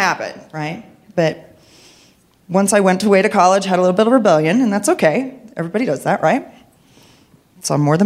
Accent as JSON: {"language": "English", "region": "Midwest", "country": "United States", "tie": "born or raised there", "said": "growing up in the Midwest, in a fundamentalist Christian home"}